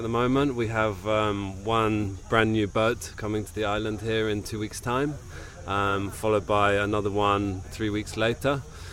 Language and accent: English; Cambridge, East of England, United Kingdom; moved away as an adult; now in Ibiza, Spain; I'm from Cambridge. It's pretty flat around there, and there's no sailing.